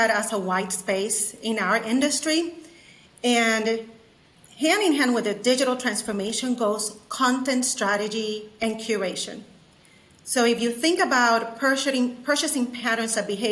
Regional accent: San Juan, Puerto Rico; now in Chattanooga, United States; I'm originally from San Juan, Puerto Rico

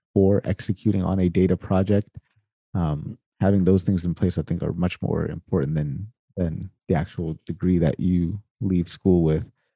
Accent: Sacramento, California, United States; I'm actually from Sacramento, so right down the street ish, kind of right down 80. That's where I'm from.

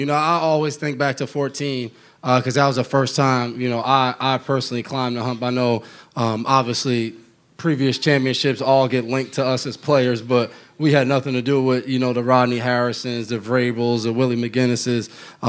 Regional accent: Nyack, New York, United States; Growing up in Nyack

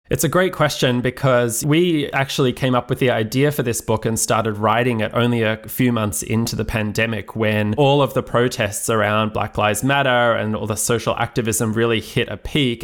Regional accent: Australia; moved away; I'm originally from Australia and trained as a lawyer

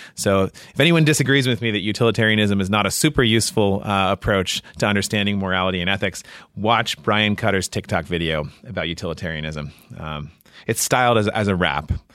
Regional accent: Washington, District of Columbia, United States; moved away as an adult; also born or lived in Massachusetts / New Jersey; now in Indiana, United States; I was born in D C and grew up in the suburbs just outside of Washington

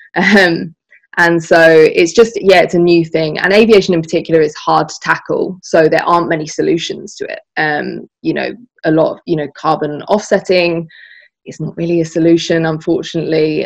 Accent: Essex, East of England, United Kingdom; my hometown in essex

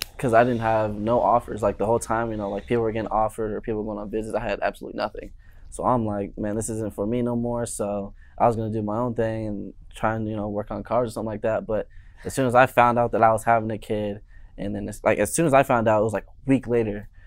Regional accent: Maricopa, Arizona, United States; also born or lived in Chandler, Arizona; now in Tucson, United States; Born and raised Chandler, Phoenix area. Uh, when I was about seven years old, moved to a little town, Maricopa

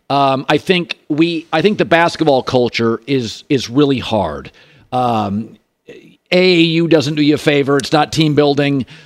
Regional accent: Pacific Northwest, United States; I grew up in the Pacific Northwest.

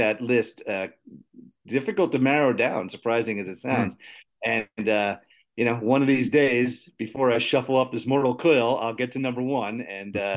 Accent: New York City, New York, United States; I'm from New York too, in case people don't know, from the city

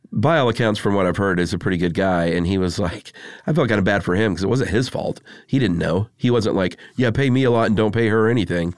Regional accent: United States; I'm American

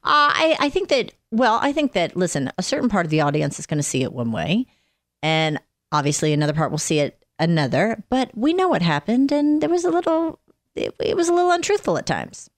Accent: Atlanta, Georgia, United States; born or raised there; moved away

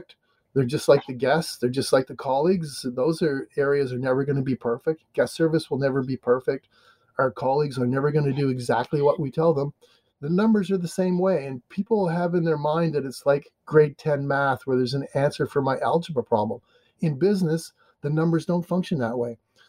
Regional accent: Canada; now in United States; I'm Canadian, but I live in America

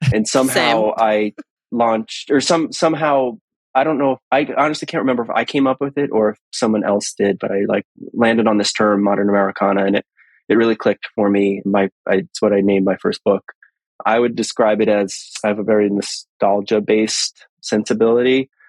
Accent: New England, United States; also born or lived in Boston / Los Angeles; now in Portland, United States; I live in Portland, Oregon. I grew up in New England. I went to film school in Boston, and then I moved

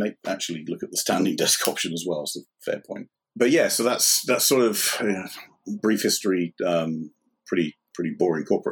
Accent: United Kingdom; moved away as an adult; also born or lived in Ireland / United States / Shanghai; I grew up on the South Coast, where I live now.

